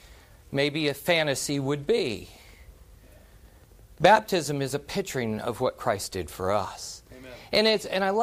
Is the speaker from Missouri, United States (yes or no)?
yes; Silver Dollar City, Missouri, United States; I grew up in Silver Dollar City. Dad was ran a shake mill in there